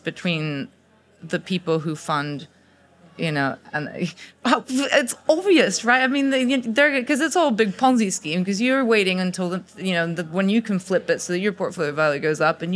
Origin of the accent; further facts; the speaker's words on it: Mexico; also born or lived in United States; now in Oxford, United Kingdom; I'm Mexican, by the way, I'm not American